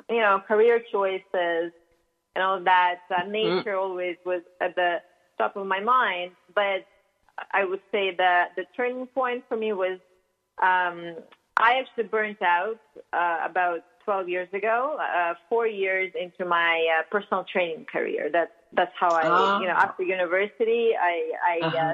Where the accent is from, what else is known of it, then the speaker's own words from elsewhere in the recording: Russia; accent: Russian; English is a second language; moved away; I grew up in Russia, as you can probably tell by my accent. I still haven't shaken it off fully